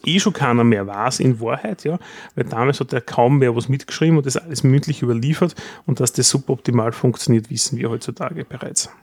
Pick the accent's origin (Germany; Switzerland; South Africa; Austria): Austria; wir in Österreich